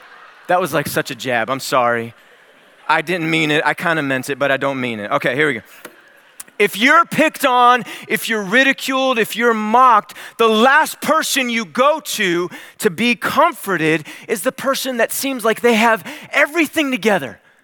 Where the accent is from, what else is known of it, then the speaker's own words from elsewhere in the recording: Cleveland, Ohio, United States; I grew up in Cleveland, Ohio.